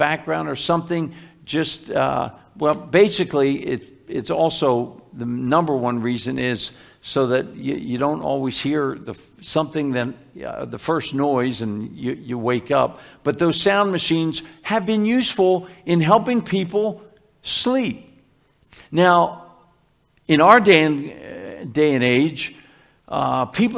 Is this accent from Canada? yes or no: no; Philadelphia, Pennsylvania, United States; when I was growing up in Philly, where we first lived in Philly